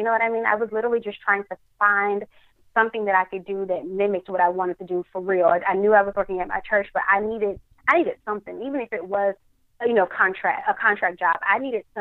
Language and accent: English; Dallas, Texas, United States; with Tom Joyner in Dallas, my hometown